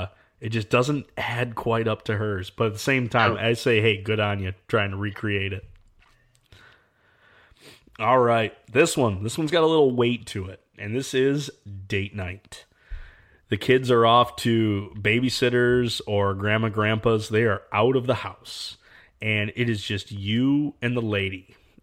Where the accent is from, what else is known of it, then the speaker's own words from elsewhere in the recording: Michigan, United States; Now, I'm from Michigan. We got a lot of deer camp nostalgia. We've got the pasties.